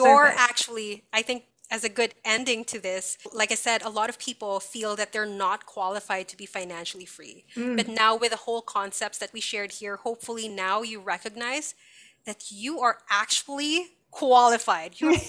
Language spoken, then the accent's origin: English; Canada; I recognize that because I came from Canada, we were able to give money for chemotherapy treatments.